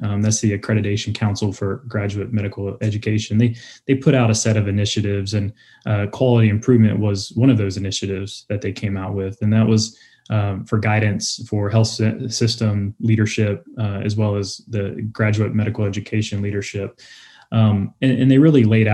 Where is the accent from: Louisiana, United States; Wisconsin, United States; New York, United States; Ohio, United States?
Louisiana, United States; moved away as an adult; now in Virginia, United States; I'm from Louisiana.